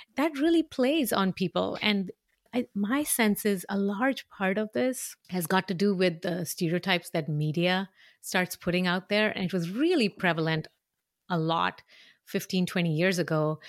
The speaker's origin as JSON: {"language": "English", "town": "Mumbai", "region": "Maharashtra", "country": "India", "tie": "born or raised there", "moved": "yes", "said": "I grew up in a city that was obsessed"}